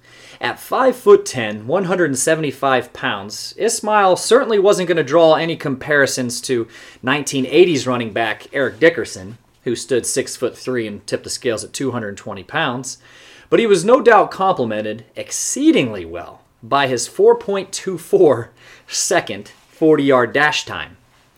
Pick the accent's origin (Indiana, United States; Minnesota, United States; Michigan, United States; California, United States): Indiana, United States; Fort Wayne; I grew up in Fort Wayne, Indiana.